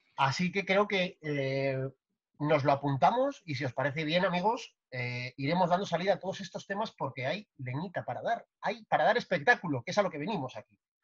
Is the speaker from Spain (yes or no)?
yes; Santander, Cantabria, Spain; nos vamos a mi pueblo, nos vamos a Santander.